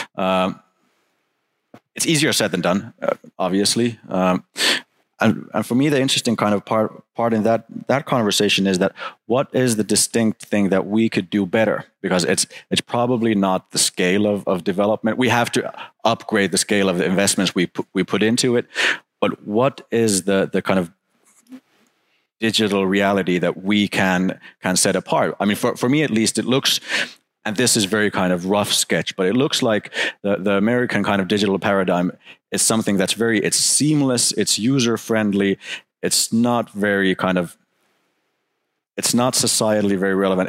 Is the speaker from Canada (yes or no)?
no; Finland; looking into my home country, looking into Finland